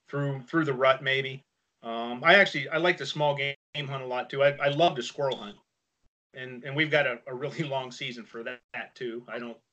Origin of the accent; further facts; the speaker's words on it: Western Pennsylvania, United States; moved away as an adult; now in Ohio, United States; I grew up in Western Pennsylvania, hunting, trapping, fishing